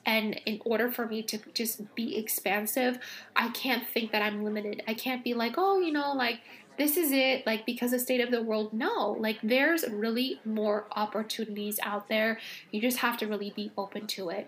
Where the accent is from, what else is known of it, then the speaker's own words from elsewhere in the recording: Los Angeles, California, United States; I grew up in Los Angeles